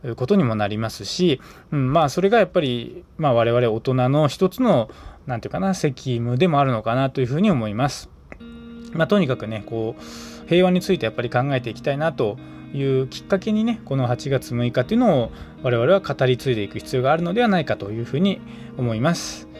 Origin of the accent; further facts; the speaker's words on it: Aichi, Japan; 愛知県に生まれ愛知県に、えー、育ってね、まあ、今も住んでいる